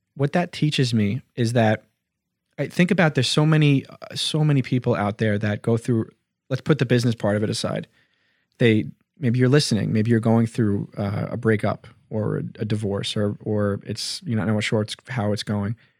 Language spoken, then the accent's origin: English; Hicksville, New York, United States; we're from Hicksville.